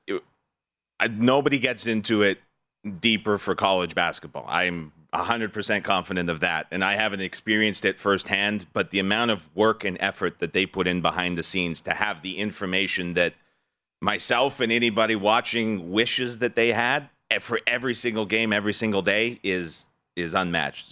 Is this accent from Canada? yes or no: yes; Alberta, Canada; as a Canadian